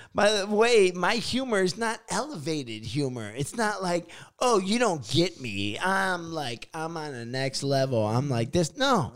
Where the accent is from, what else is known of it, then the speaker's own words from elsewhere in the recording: Chicago, Illinois, United States; moved away; I stay in Chicago.